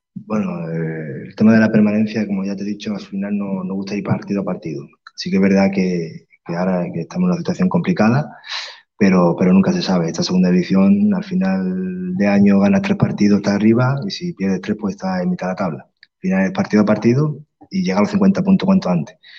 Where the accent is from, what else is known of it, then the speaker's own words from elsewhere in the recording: Málaga, Andalusia, Spain; soy malagueño.